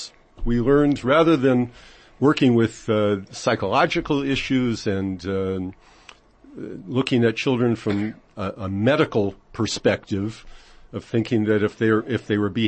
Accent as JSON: {"language": "English", "town": "Los Angeles", "region": "California", "country": "United States", "tie": "born or raised there", "moved": "as an adult", "lives_now": "Israel", "said": "where I grew up in Los Angeles"}